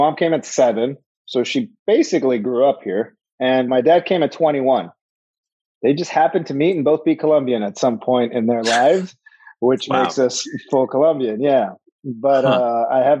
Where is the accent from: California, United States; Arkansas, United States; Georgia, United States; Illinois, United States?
California, United States; Los Angeles; We grew up in Panorama City